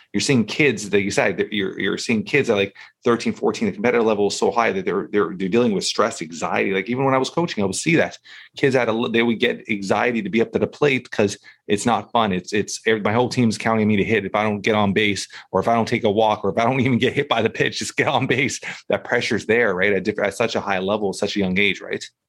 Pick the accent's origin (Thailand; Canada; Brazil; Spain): Canada; Toronto, Ontario; And I grew up in Toronto